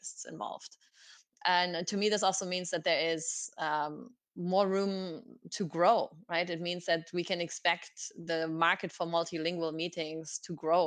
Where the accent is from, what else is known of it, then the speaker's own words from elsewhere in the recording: Oberhausen, North Rhine-Westphalia, Germany; English is a second language; moved away as an adult; also born or lived in Galway, Ireland; It's my hometown. It's called Oberhausen